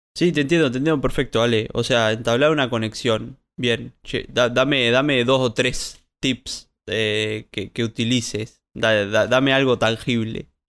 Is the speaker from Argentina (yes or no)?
no; Colonia Valdense, Colonia, Uruguay; soy de Colonia Valdense